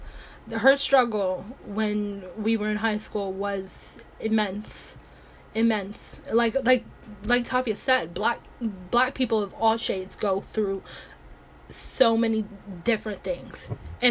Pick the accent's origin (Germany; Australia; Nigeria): Nigeria; now in United States; I am Nigerian. I am not American. I just live in America.